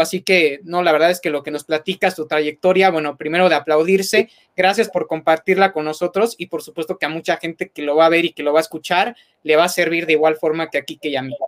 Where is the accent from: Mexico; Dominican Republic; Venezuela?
Mexico; como aficionado mexicano